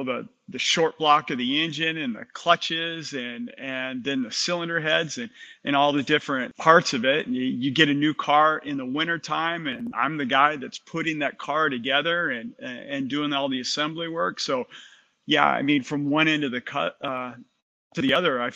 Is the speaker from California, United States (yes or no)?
yes; Southern California, United States; I grew up in Southern California